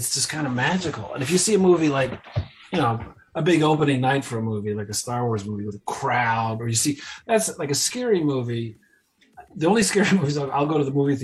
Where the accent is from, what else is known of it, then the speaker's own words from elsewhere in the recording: United States; also born or lived in New York City; I grew up, about an hour outside of New York